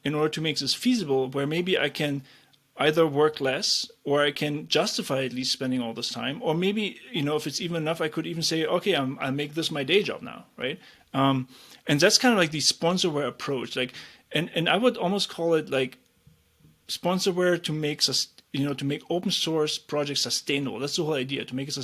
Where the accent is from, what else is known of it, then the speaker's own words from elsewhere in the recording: East Germany, Germany; I grew up in East Germany